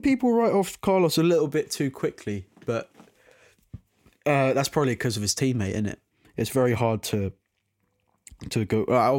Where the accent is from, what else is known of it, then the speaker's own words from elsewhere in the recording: United Kingdom; because I'm British